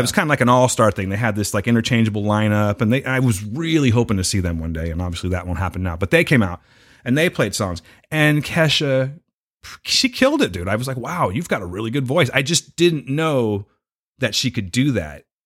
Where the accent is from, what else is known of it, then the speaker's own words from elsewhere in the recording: United States; I'm an American and we're rowdy and shit